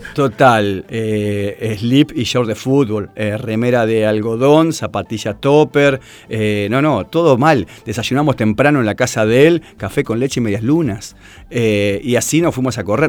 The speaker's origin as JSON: {"language": "Spanish", "town": "Tigre", "region": "Buenos Aires Province", "country": "Argentina", "tie": "born or raised there", "said": "nací en Tigre"}